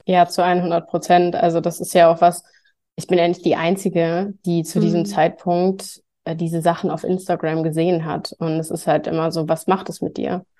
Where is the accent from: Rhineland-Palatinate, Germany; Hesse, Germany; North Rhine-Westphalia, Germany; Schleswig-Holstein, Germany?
North Rhine-Westphalia, Germany; near Cologne; moved away; ich komme ursprünglich aus der Nähe von Köln